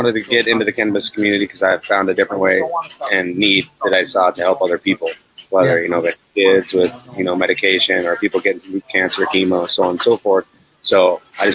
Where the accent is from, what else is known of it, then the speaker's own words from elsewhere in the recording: Montana, United States; moved away as an adult; I'm from Montana